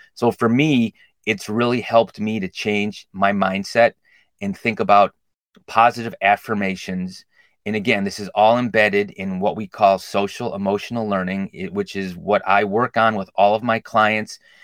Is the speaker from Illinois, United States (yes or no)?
yes; Glenview, Illinois, United States; I grew up in Glenview, went to Washington School District 63